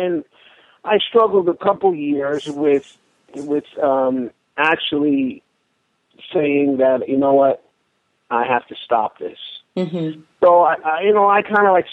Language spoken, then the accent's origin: English; Newark, New Jersey, United States; I was born and raised in Newark